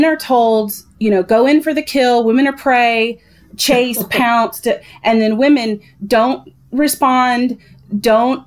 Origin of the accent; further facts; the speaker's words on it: the South, United States; I grew up in the South